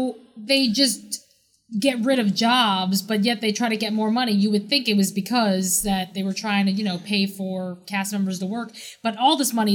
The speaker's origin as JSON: {"language": "English", "region": "New York", "country": "United States", "said": "we don't have licenses because we're from New York."}